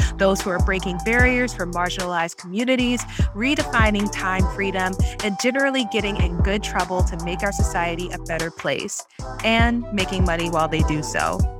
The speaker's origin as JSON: {"language": "English", "region": "the South", "country": "United States", "tie": "born or raised there", "said": "growing up in the South, Black woman"}